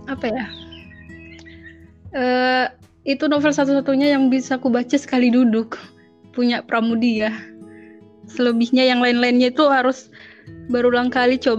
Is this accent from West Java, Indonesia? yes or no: no; Samosir, North Sumatra, Indonesia; di Samosir.